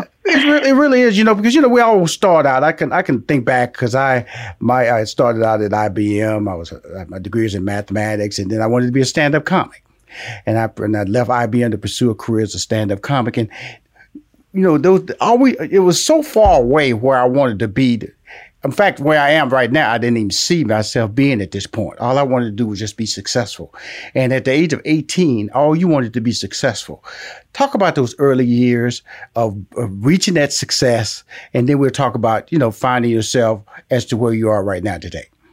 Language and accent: English; Houston, Texas, United States; I was born in Fifth Ward